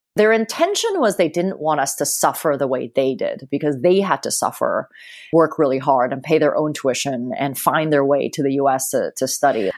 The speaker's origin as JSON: {"language": "English", "country": "Hong Kong", "tie": "born or raised there", "said": "I grew up in Hong Kong and I remember, you know, being 5 years old and being in a taxi"}